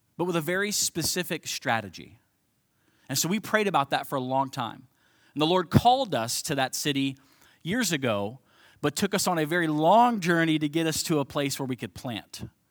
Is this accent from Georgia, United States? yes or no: no; Cincinnati, Ohio, United States; moved away as an adult; also born or lived in St. Louis; now in Belleville, United States; born and raised in Cincinnati, Ohio